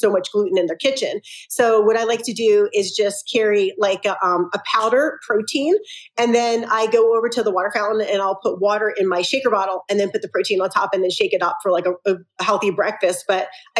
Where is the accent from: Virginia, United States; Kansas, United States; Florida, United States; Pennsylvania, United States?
Pennsylvania, United States; Philadelphia; now in Salt Lake City, United States; I'm from Philly originally